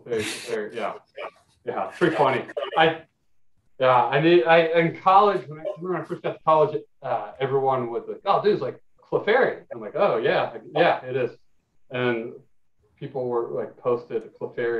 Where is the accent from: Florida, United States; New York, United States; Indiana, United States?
Indiana, United States; now in Los Angeles, United States; growing up in Indiana where I grew up with less tolerant and open minds